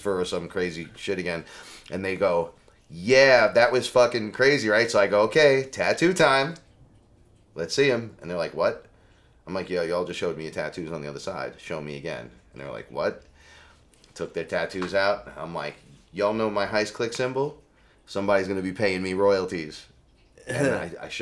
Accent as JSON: {"language": "English", "town": "New York City", "region": "New York", "country": "United States", "said": "I'm from the Bronx"}